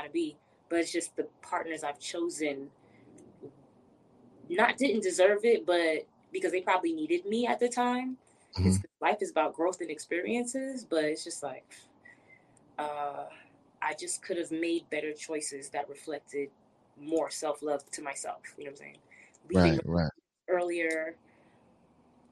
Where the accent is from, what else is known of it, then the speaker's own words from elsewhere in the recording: New York City, New York, United States; moved away as an adult; now in Atlanta, United States; I'm from Brooklyn, New York.